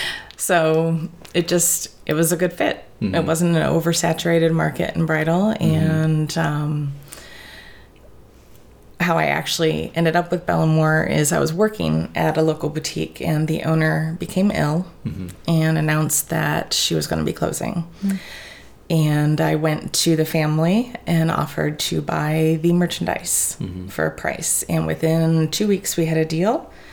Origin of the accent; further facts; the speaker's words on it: Tiffin, Ohio, United States; also born or lived in Toledo, Ohio; I'm actually born and raised in Tiffin, Ohio.